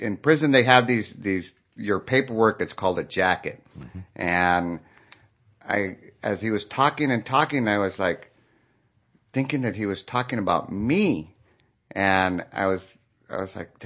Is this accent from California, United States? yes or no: yes; San Jose, California, United States; I'm from San Jose originally